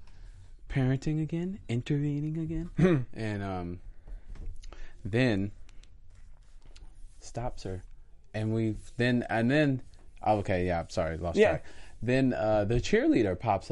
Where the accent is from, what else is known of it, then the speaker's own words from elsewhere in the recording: South Carolina, United States; moved away as an adult; now in California, United States; I'm from South Carolina.